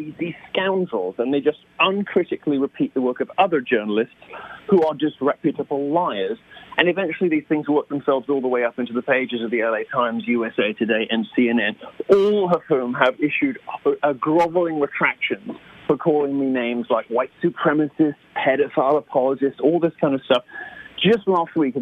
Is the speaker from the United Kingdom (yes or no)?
yes; United Kingdom; moved away as an adult; I am a Brit